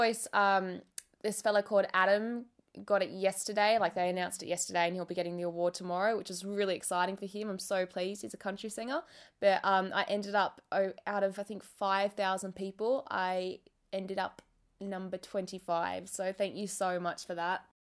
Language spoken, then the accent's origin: English; Australia; we're Australian